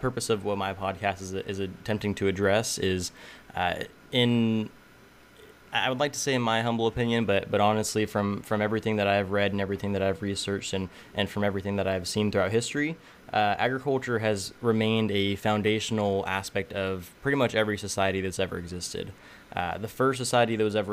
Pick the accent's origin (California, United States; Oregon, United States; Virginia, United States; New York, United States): California, United States; Tulare; I was born and raised in Tulare, California, so I'm smack dab in the middle of the Central Valley.